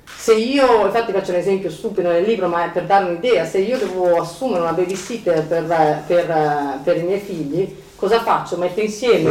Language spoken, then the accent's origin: Italian; Milan, Lombardy, Italy; moved away; siamo di Milano e ho detto sì, da tanti anni che sono via da Milano ma non sono mai uscita, cioè non sono riuscita mai a a, a, lasciare Milano da, dentro di me, sono sempre stata milanese